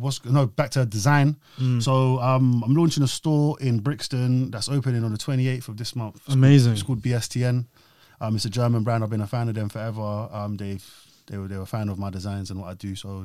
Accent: Australia; Like, I'm Australian, that's a shit accent, but you speak from your belly.

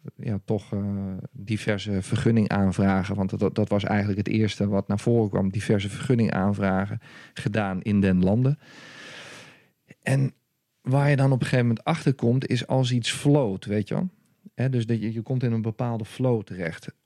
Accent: Raalte, Overijssel, Netherlands; also born or lived in Haarlem; oorspronkelijk kom ik uit Haarlem. En eh, uiteindelijk ben ik eh, als jonge jongen ben ik, in de regio van Deventer terechtgekomen. Toen was ik een, een, jaar of zes

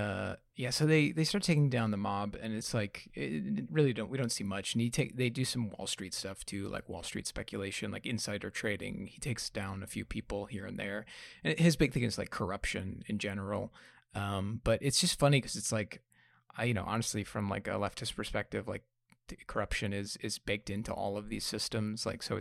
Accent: New York, United States; I mean, I'm from New York

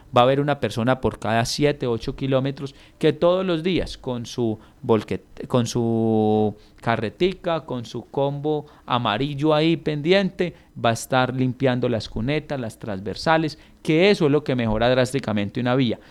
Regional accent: Samaná, Caldas, Colombia; mi pueblo me dio esa oportunidad, por ser el más joven pues de la historia de, de, de mi municipio

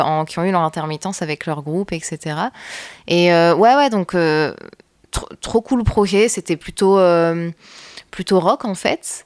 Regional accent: Roubaix, Hauts-de-France, France; also born or lived in Lille; j'ai grandi à Roubaix. Je suis née à Lille, mais j'ai grandi à Roubaix principalement.

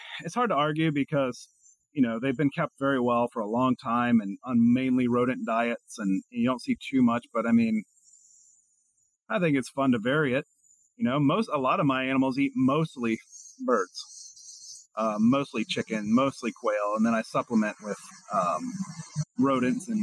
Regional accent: Kentucky, United States; I grew up in Kentucky

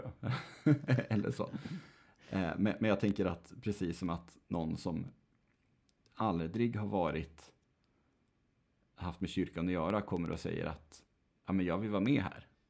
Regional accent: Nätra, Västernorrland County, Sweden; moved away; en präst i Nätra, där jag växte upp

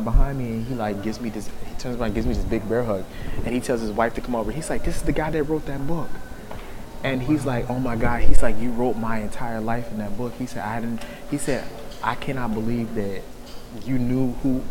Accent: Texas, United States; I'm from Texas

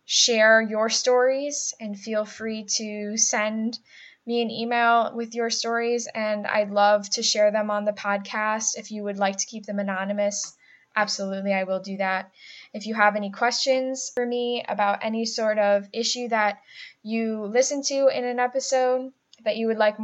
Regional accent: Buffalo, New York, United States; accent: nasally A's; also born or lived in Cleveland, Ohio; now in Rochester, United States; I'm from the Buffalo area, so I have those nasally A's

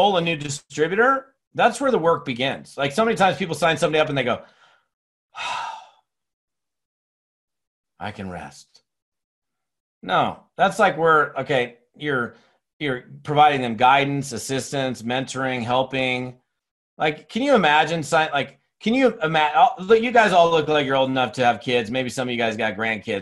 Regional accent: Seattle, Washington, United States; moved away as an adult; also born or lived in Long Beach, California / Monterey, California / Scottsdale, Arizona; now in Bend, United States; I grew up in Seattle, Washington for 17 years

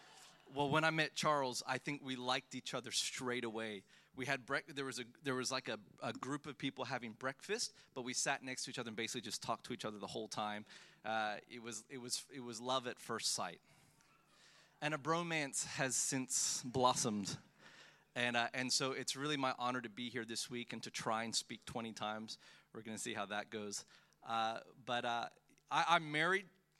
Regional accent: Melbourne, Victoria, Australia; also born or lived in Philippines; I was born in the Philippines. I have massive identity issues. I don't know where I'm from. I moved to Melbourne when I was 10 years old. At the age of 10, I came from the Philippines and moved to Melbourne

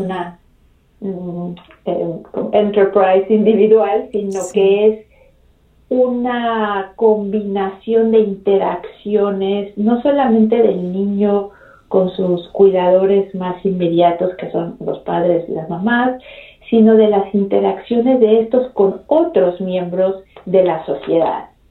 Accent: Mexico City, Mexico; also born or lived in Baltimore, Maryland, United States; regresamos a la Ciudad de México cuando yo tenía dos años. Así que crecí en la Ciudad de México

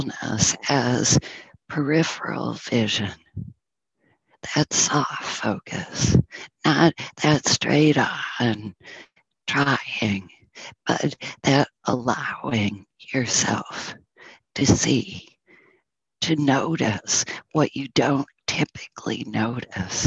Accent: Northern New York, United States; moved away as an adult; I'm from Northern New York

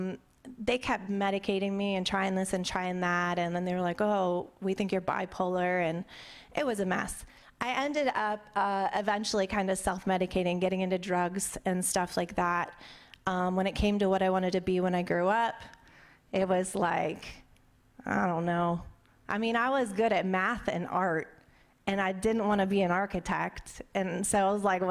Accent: Pittsburgh, Pennsylvania, United States; I grew up in Pittsburgh, Pennsylvania, and I had a really good childhood.

